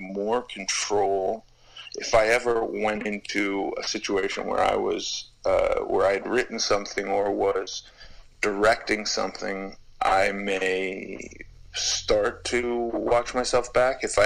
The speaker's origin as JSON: {"language": "English", "town": "Los Angeles", "region": "California", "country": "United States", "tie": "born or raised there", "said": "I grew up in Los Angeles, and there was a presence of skinheads, racist skinheads in Los Angeles when I was a kid"}